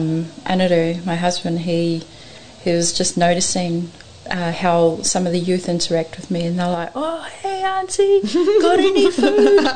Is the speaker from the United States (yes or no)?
no; Norton, Auckland, New Zealand; Yeah, I was maybe 10 when we moved into the neighbourhood.